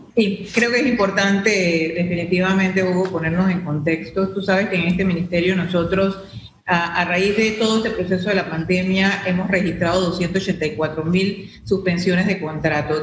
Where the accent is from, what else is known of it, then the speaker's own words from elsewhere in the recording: Panama; como panameños